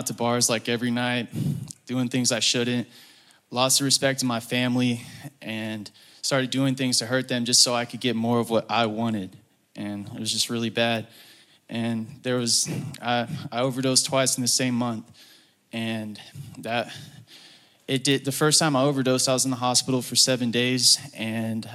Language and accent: English; Woodstock, Georgia, United States; I'm from Woodstock, Georgia